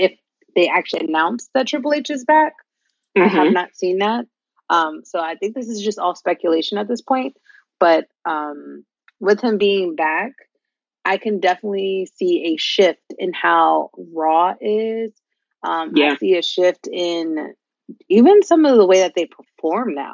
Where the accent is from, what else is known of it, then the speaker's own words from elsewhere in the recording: New York City, New York, United States; as a New Yorker